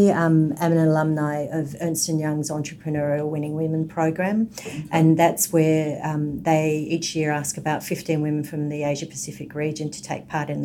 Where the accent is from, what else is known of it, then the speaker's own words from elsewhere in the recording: Melbourne, Victoria, Australia; moved away as an adult; now in Sydney, Australia; I come from Melbourne, but have been in Sydney.